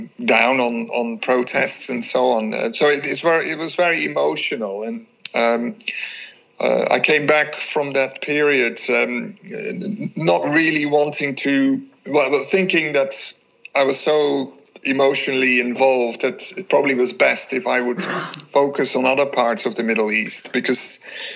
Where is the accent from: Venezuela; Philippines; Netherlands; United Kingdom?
Netherlands; I was born in the Netherlands, went to school in the Netherlands